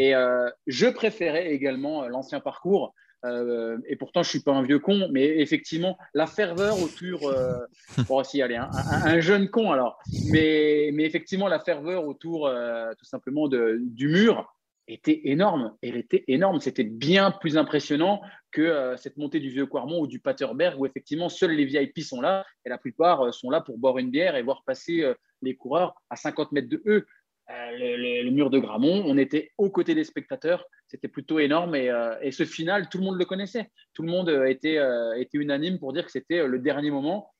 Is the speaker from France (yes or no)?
yes; France; Je suis français